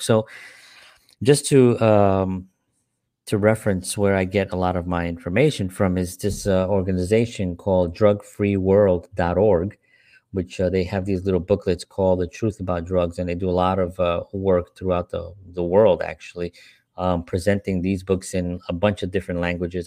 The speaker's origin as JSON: {"language": "English", "town": "New York City", "region": "New York", "country": "United States", "tie": "born or raised there", "said": "growing up in the South Bronx"}